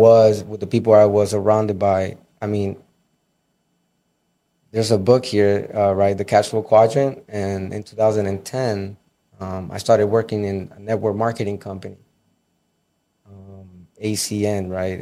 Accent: Miami Gardens, Florida, United States; I grew up in Carroll City.

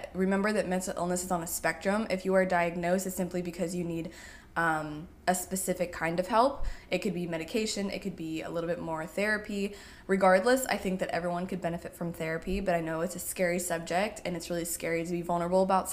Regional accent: Indiana, United States; I grew up in Indiana

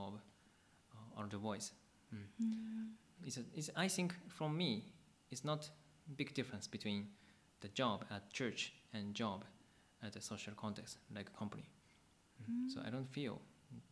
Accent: Akabane, Tokyo, Japan; I grew up in Akabane Church

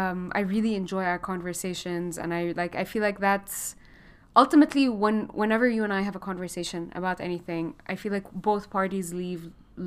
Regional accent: Lebanon; also born or lived in Gulf; now in Chicago, United States; We have in common is that we're both Lebanese, but we kind of didn't really live in Lebanon. I grew up in the Gulf.

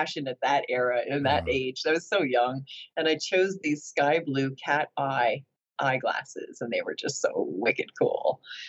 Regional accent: New Jersey, United States; also born or lived in Florida; we moved to New Jersey. We moved from Florida to New Jersey. My childhood at that time seemed like normal stuff

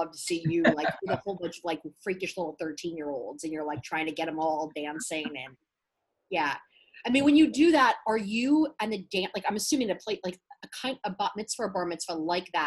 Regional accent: Maryland, United States; also born or lived in Jersey Shore, New Jersey; now in Los Angeles, United States; I was born in like around the West Allenhurst area, like Jersey Shore. And then I was raised in Maryland

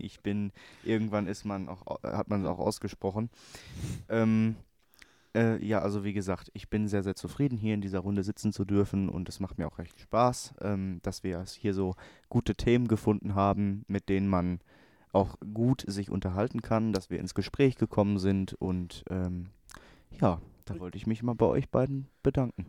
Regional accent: Hamm, North Rhine-Westphalia, Germany; ich aus Hamm kam

